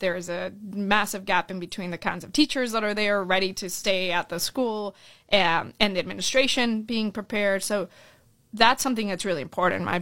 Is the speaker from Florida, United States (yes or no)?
yes; Orlando, Florida, United States; also born or lived in Colombia / California; my family came here when I was seven years old. We moved to Orlando, Florida, and that's kind of where I, I really grew up